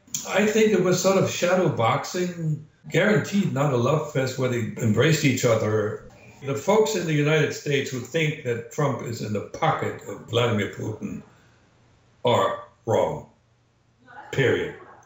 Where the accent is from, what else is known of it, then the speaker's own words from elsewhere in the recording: Canada; As a Canadian